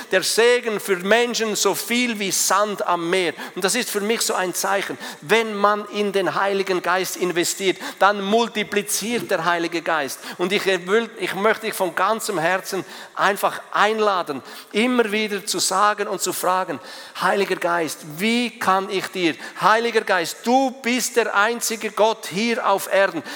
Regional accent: Switzerland; als Schweizer

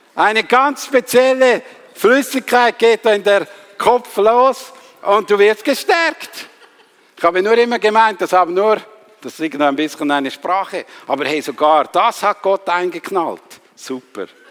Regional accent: Switzerland; Ich bin halt Schweizer

